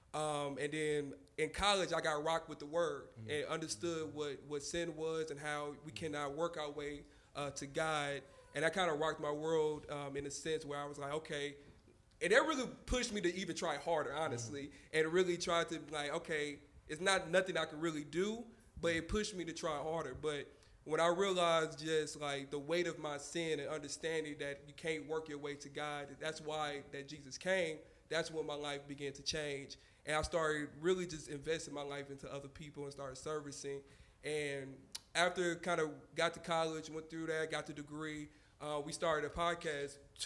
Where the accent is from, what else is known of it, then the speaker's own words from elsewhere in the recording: Houston, Texas, United States; also born or lived in Indianapolis, Indiana; I grew up in Houston, east side of Houston specifically